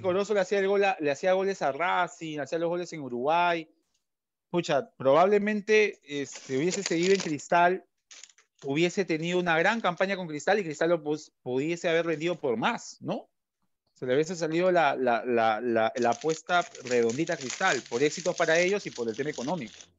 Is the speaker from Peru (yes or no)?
yes; Peru